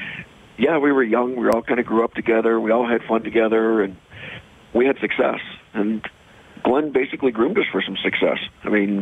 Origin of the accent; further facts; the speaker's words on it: Canada; growing up in Canada